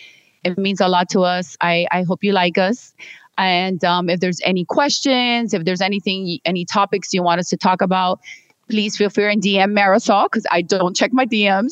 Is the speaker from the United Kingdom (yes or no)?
yes; England, United Kingdom; To sorry, I'm English. Even though I went to school here.